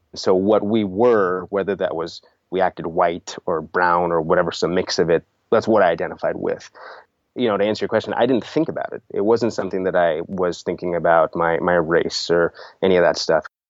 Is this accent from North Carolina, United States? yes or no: no; Sunnyvale, California, United States; also born or lived in India / Middle East; moved here to Sunnyvale, California when I was three years old, so most of my life has been here in the States